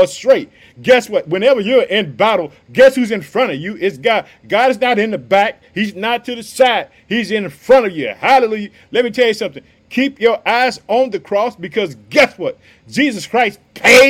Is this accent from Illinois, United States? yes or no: yes; Illinois, United States; also born or lived in Chicago; the state of Illinois, my hometown. I reside in the city of Chicago.